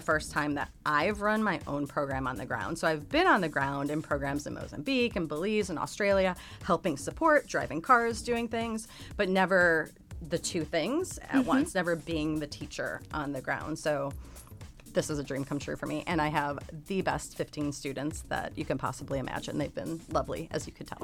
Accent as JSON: {"language": "English", "country": "United States", "said": "I'm an American"}